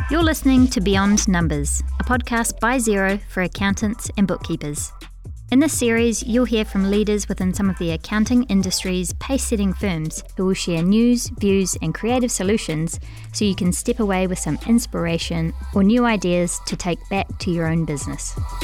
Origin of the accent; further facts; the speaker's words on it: New Zealand; accent: Kiwi; now in United Kingdom; my Kiwi accent is probably gonna get way more Kiwi